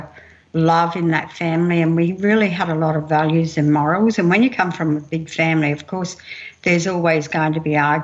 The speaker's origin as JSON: {"language": "English", "town": "Mount Isa", "region": "Queensland", "country": "Australia", "tie": "born or raised there", "also_born_or_lived": "Camooweal", "said": "I'm Kalkadoon Wanyee. I grew up in Mount Isa and I spent many of my childhood days out in Kemmerwell."}